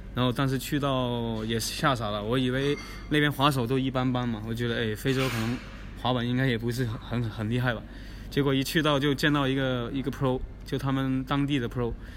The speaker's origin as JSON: {"language": "Chinese", "region": "Guangdong", "country": "China", "also_born_or_lived": "Foshan, China", "moved": "as an adult", "lives_now": "Changsha, China", "said": "我是广东人，然后是在佛山读的书，所以当时在广东，广州那边一直在滑板"}